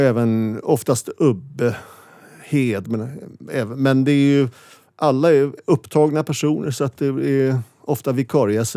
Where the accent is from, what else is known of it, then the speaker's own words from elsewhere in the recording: Stockholm, Stockholm County, Sweden; jag föddes i, på Karolinska sjukhuset och växte upp i Vasastan